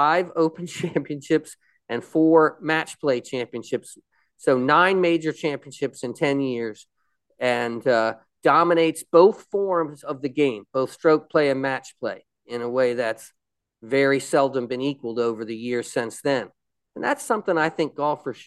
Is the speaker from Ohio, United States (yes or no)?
no; Annapolis, Maryland, United States; I grew up in Annapolis, near Annapolis